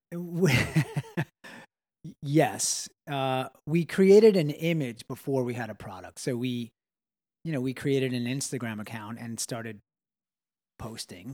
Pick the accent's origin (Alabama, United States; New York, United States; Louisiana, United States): New York, United States; Long Island; we grew up in Long Island